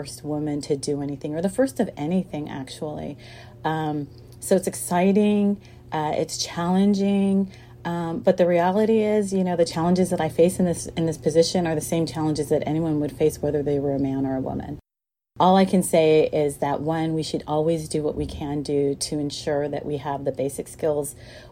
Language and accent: English; Sacramento, California, United States; I grew up in Sacramento, which is the seat of California's government